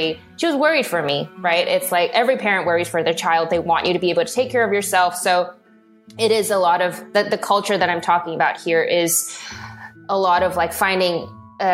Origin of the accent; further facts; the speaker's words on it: Hong Kong; also born or lived in California; now in Los Angeles, United States; I think I was born in California, but I went back to Hong Kong pretty soon after because of my dad's work. And growing up in Hong Kong